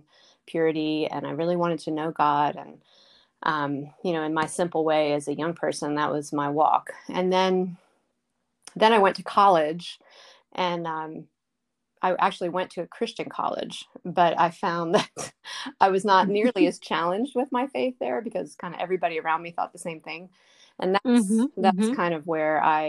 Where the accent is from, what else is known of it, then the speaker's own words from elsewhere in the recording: Baltimore, Maryland, United States; now in North Carolina, United States; when I was 10 years old, I'm from Baltimore. My parents were attending, they had grown up in a church, and we were attending that church